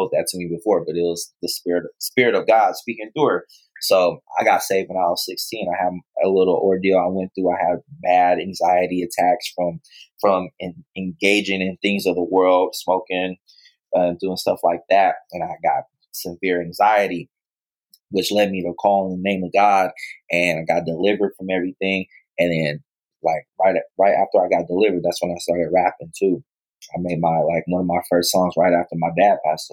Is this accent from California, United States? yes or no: yes; Pittsburg, California, United States; also born or lived in Oakland, California; I grew up in Pittsburgh, California